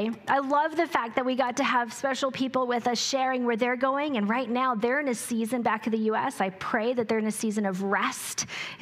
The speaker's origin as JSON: {"language": "English", "region": "New Mexico", "country": "United States", "tie": "born or raised there", "said": "I grew up on irrigation in New Mexico"}